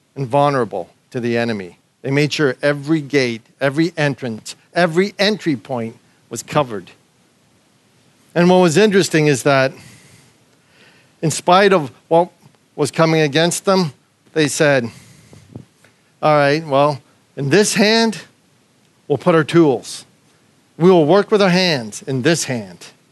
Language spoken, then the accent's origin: English; Canada; moved away as an adult; now in Australia; me as a Canadian